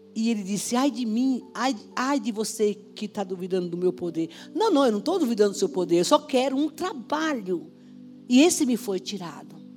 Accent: Caldeirão Grande, Brazil; moved away; Eu nasci em Caldeirão Grande

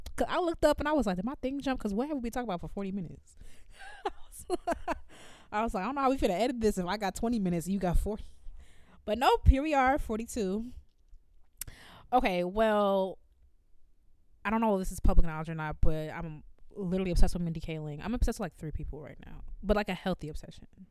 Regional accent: Evanston, Illinois, United States; growing up in Evanston

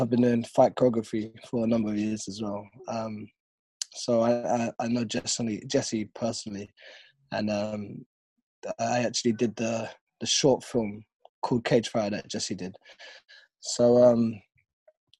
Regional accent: London, United Kingdom; my hometown

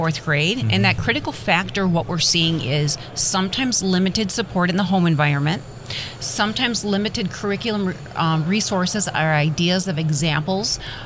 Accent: Midwest, United States; I'm originally from the Midwest, mm-hmm. I'm a very proud Midwest girl here

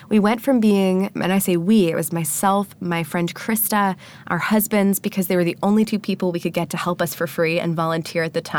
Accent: Annapolis, Maryland, United States; I started a meetup in my hometown

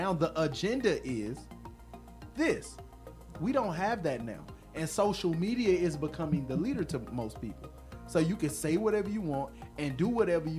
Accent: Florida, United States; I am from Florida

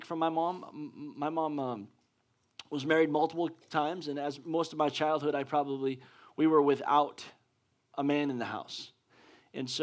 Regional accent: Pennsylvania, United States; moved away; I'm from Pennsylvania, and that's where my mom's

